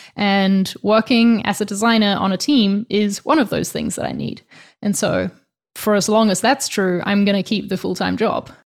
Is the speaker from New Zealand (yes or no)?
yes; New Zealand; now in Spain